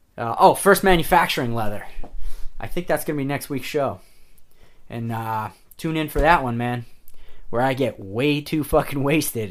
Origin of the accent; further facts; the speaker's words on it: New York, United States; I'm from New York